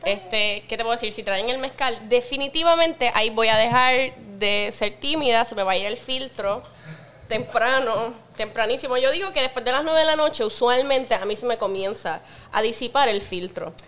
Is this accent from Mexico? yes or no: no; Puerto Rico; yo soy de Puerto Rico